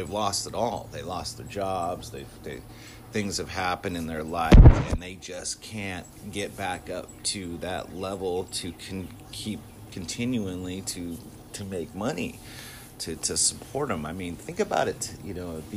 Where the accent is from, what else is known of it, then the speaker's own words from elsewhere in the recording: Southern California, United States; when I was a kid, I grew up in Southern California in the 70s, 80s, and 90s.